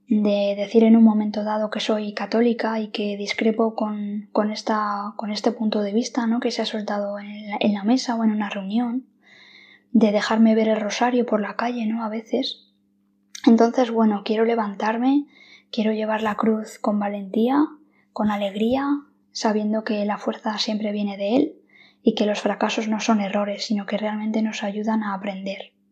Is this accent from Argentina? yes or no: no; Madrid, Community of Madrid, Spain; soy de Madrid, estudié Derecho en la Universidad Autónoma de Madrid